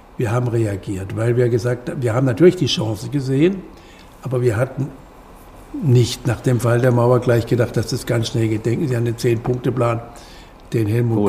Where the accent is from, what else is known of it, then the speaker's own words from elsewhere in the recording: West Germany, Germany; Wir Wessis. Ich bin auch ein Wessi.